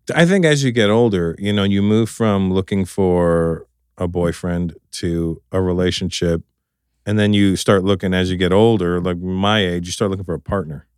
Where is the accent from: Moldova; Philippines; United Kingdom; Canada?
Canada; growing up in Canada